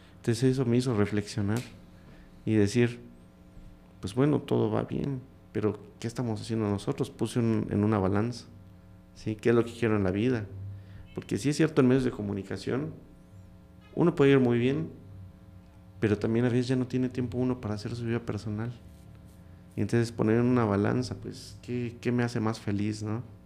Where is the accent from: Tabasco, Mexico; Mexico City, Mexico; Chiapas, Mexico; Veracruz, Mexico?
Chiapas, Mexico; Comitán; es donde vamos creciendo también en Comitán